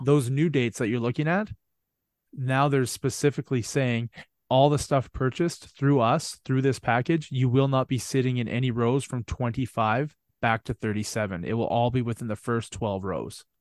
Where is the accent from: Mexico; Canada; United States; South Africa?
Canada; I'm from Canada